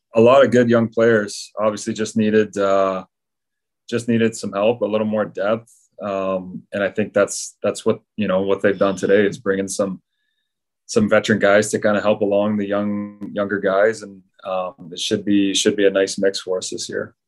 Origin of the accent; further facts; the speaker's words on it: Hamilton, Ontario, Canada; I grew up in Hamilton